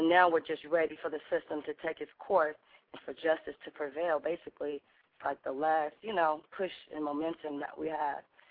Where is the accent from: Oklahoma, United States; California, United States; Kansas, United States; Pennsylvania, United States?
California, United States; Oakland; I was born and raised in Oakland